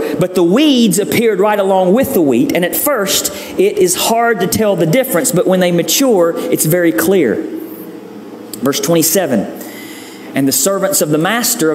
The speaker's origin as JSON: {"language": "English", "region": "the South", "country": "United States", "tie": "born or raised there", "said": "growing up in the South"}